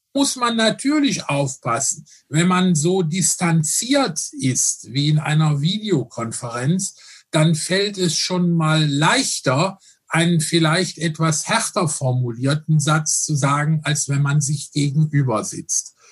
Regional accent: Rhineland, Germany; ich bin ein Rheinländer

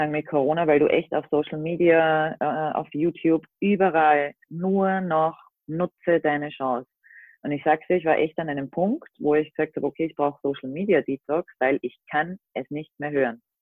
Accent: Austria; ich komme aus Österreich, bin seit knapp drei Jahren mit meinem Minicamper Baloo unterwegs

